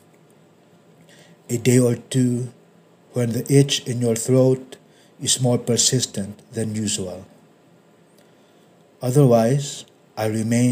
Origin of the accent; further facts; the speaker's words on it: Philippines; English is a second language; a continent away from my country, the Philippines.